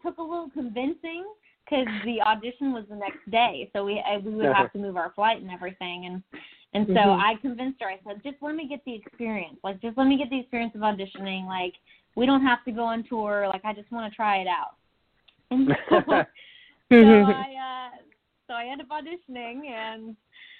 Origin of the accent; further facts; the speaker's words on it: Texas, United States; also born or lived in Tulsa, Oklahoma; now in Nashville, United States; born in Tulsa, Oklahoma, in a pink hospital. That's a little quirky already. but I was raised in Texas, in a small, about 45 minutes southwest of Houston. Grew up there